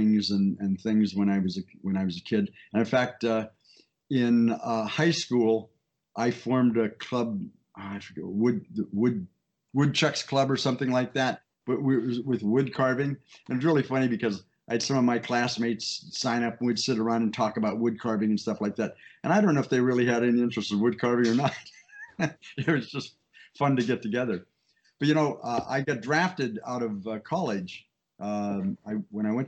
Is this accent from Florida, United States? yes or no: yes; Miami, Florida, United States; also born or lived in Paducah, Kentucky / Ohio; I pretty much grew up in Miami